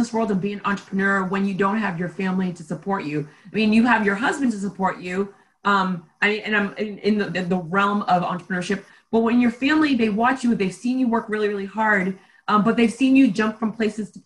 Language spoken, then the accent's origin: English; Haiti; now in United States; I'm from Haiti